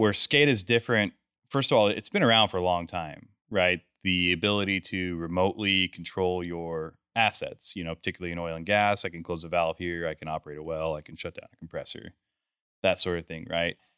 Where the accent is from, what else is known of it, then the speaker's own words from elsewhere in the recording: Grand Junction, Colorado, United States; I'm from Grand Junction, Colorado. That's where we're headquartered.